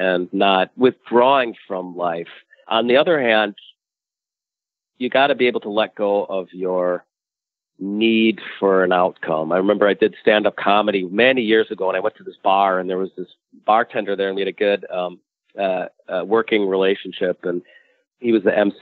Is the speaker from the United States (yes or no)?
yes; United States; I'm an American too, which means I'm I grew up within the context of the American dream